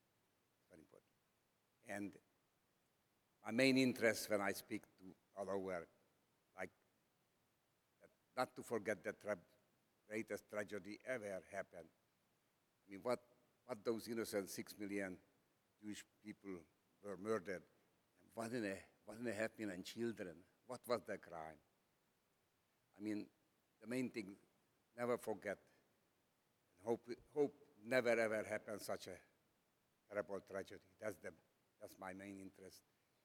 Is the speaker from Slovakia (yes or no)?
yes; Slovakia; English is a second language; I was born in Czechoslovakia. My hometown was near the Hungarian border. So naturally we spoke Slovak, Czech, and so on.